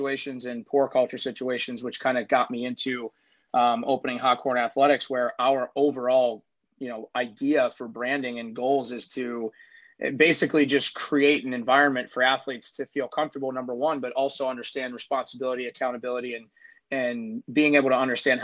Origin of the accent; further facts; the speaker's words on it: Pittsburgh, Pennsylvania, United States; moved away as an adult; now in Buffalo, United States; I grew up in Pittsburgh, single parent home